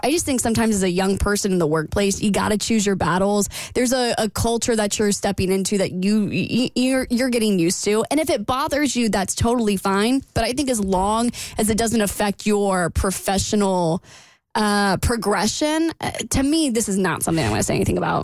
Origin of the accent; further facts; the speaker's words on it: the South, United States; I'm from the South